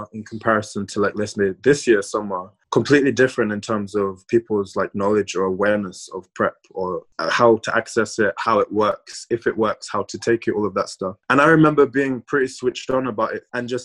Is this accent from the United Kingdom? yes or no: yes; London, United Kingdom; growing up in London as a Black queer man, I grew up with a lot of straight Black male friends